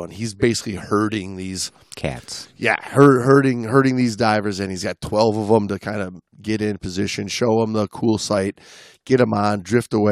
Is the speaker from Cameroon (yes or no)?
no; Italy; now in Mexico; I'm from Italy, but I now I live